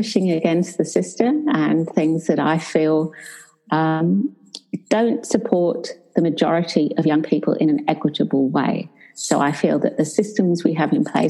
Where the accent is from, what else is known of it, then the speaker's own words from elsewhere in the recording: England, United Kingdom; moved away as an adult; now in Perth, Australia; I'm English, but for the last 20 years, I've lived in Australia